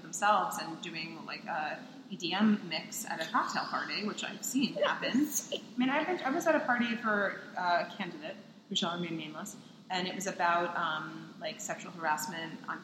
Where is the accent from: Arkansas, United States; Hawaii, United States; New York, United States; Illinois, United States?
New York, United States; Long Island; I'm Jewish. I'm from New York